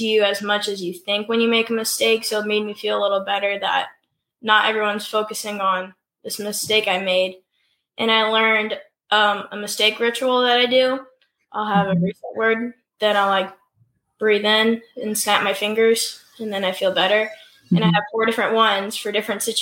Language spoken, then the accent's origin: English; Illinois, United States; So I'm from Illinois. I'm 13 years old.